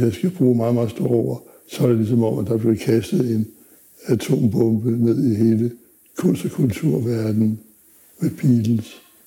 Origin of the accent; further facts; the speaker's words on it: Zealand, Denmark; also born or lived in Funen; Jeg er født på Fyn, var opvokset på Sjælland, på landet.